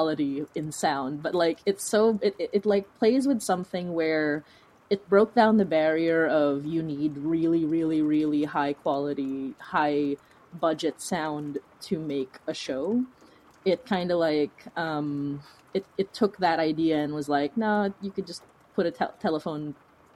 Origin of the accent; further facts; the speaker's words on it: Philippines; now in Toronto, Canada; as a person of color, as an immigrant, as a Filipina